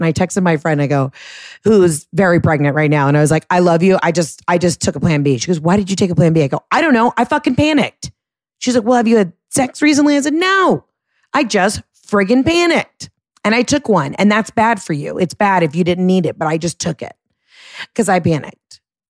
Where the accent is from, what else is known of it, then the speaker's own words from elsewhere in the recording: New Jersey, United States; from New Jersey.